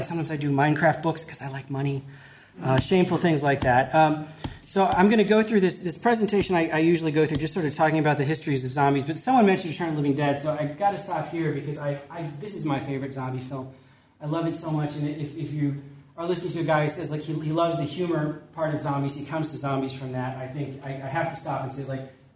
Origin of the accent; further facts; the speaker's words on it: Chicago, Illinois, United States; I'm from Chicago, and I've worked for many years in like community development in Chicago